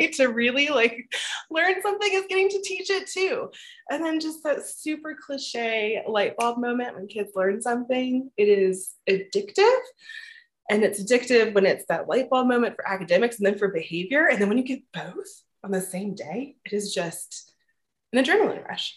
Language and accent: English; Virginia, United States; moved away as an adult; also born or lived in Richmond, Virginia / Colorado; I'm originally from Virginia, not far from Richmond